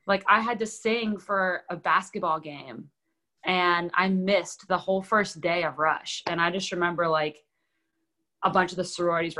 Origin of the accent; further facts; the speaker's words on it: Houston, Texas, United States; now in Nashville, United States; I grew up rooting for in Houston